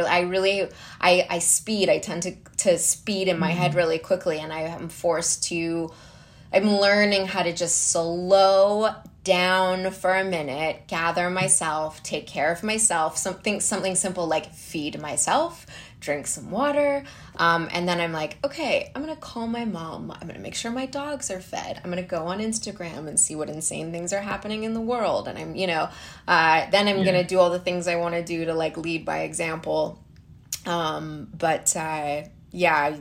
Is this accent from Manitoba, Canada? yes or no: no; Calgary, Alberta, Canada; moved away as an adult; also born or lived in Vancouver; now in Los Angeles, United States; I was born in Calgary, Alberta, Canada